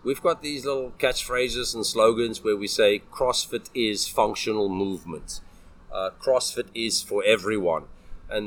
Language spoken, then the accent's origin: English; South Africa; moved away as an adult; now in Taiwan; I'm South African